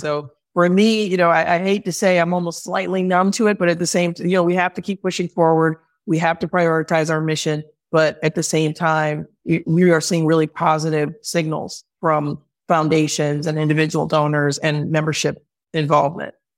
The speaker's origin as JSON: {"language": "English", "town": "Chicago", "region": "Illinois", "country": "United States", "moved": "as an adult", "lives_now": "Oakland, United States", "said": "I'm from Chicago. I moved to Oakland for this role"}